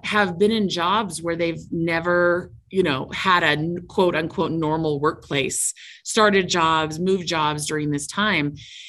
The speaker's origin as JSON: {"language": "English", "town": "Seattle", "region": "Washington", "country": "United States", "lives_now": "Utah, United States", "said": "And I come from Seattle. I moved down to Utah for this role."}